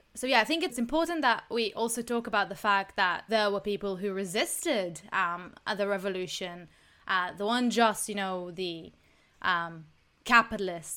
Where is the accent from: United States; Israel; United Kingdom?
Israel; I'm from Israel